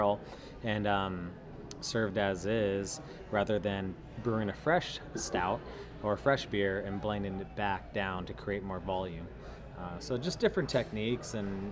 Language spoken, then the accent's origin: English; San Diego, California, United States; moved away as an adult; born and raised in San Diego, lived nowhere else beside